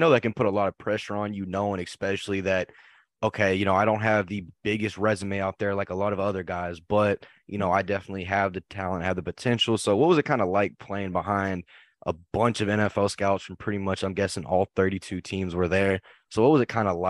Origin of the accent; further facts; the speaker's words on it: Fort Worth, Texas, United States; I'm from Fort Worth, Texas